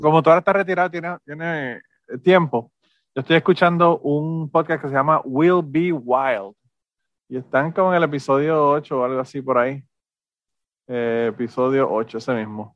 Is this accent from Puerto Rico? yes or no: yes; Puerto Rico